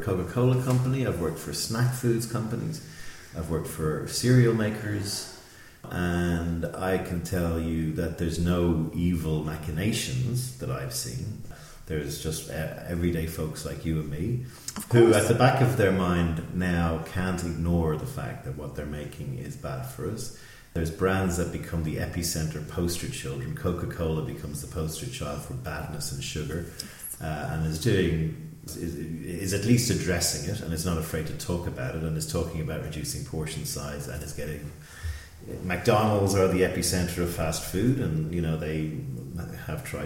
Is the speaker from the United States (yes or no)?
no; Ireland; I'm Irish